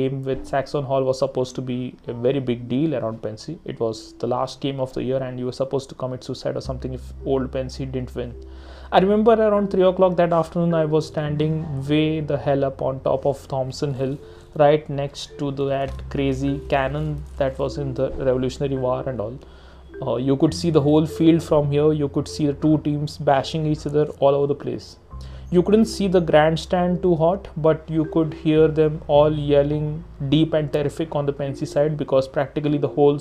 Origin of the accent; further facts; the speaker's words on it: India; I'm an Indian